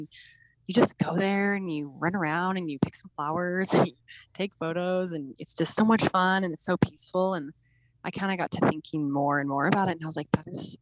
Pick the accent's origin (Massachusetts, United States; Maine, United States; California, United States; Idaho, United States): Idaho, United States; Caldwell; also born or lived in Utah; I grew up in Caldwell, Idaho